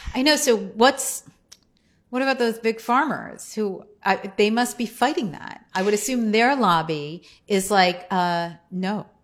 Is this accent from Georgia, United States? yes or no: no; New Jersey, United States; I grew up in New Jersey